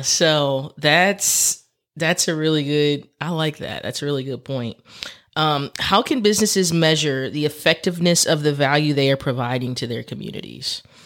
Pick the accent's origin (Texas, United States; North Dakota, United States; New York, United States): Texas, United States; I'm from Texas.